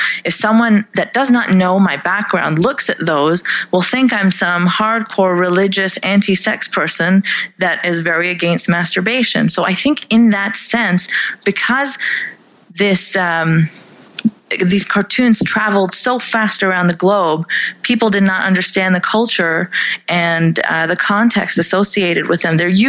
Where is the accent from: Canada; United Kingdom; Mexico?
Canada; I am a Pakistani Canadian sex and religion and politics blogger